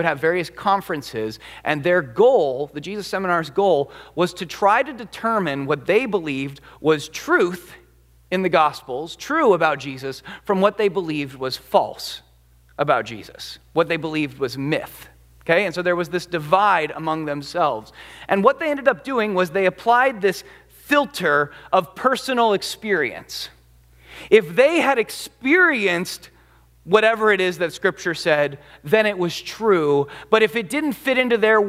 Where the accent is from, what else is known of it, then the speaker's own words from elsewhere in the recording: United States; as an American